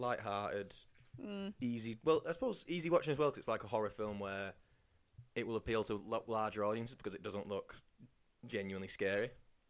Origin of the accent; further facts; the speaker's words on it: England, United Kingdom; we're English.